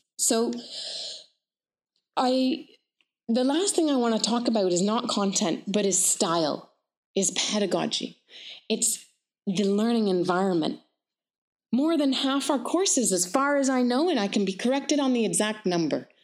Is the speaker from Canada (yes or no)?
yes; Canada; also born or lived in United Kingdom / Palestine; I'm British, a lovely anti-colonial mother. I'm Canadian, so settler Canadian. And I am Middle Eastern. I am Palestinian.